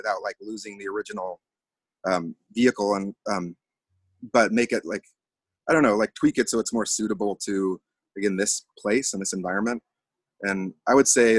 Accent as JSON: {"language": "English", "town": "Anchorage", "region": "Alaska", "country": "United States", "tie": "born or raised there", "moved": "yes", "said": "I was born here in Anchorage, and I think sort of similarly, I've left and come back a few times"}